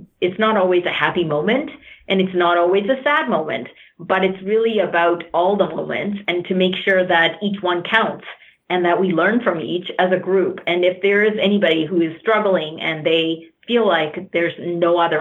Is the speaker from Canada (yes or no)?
yes; Canada; I'm Canadian, but my family came from India